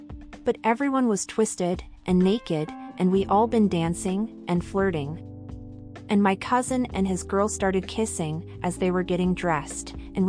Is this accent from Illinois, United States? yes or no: no; New York City, New York, United States; So, as a kid, I remember growing up in Washington Heights, New York City, and then in the summer, we would go to DR and see my mom's family